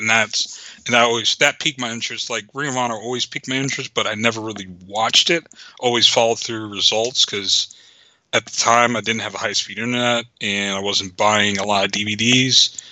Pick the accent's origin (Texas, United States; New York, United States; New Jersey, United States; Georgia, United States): New Jersey, United States; born or raised there